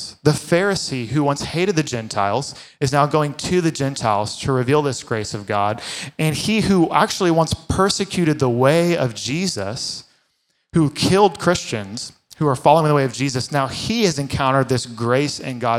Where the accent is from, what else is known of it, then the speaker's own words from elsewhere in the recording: Fort Worth, Texas, United States; I grew up in Fort Worth in the Bible Belt